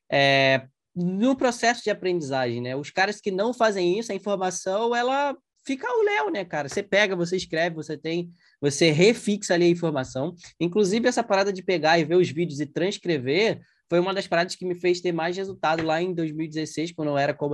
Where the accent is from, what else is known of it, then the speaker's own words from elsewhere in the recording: Porto Alegre, Rio Grande do Sul, Brazil; eu tô em Porto Alegre, na minha cidade natal ainda.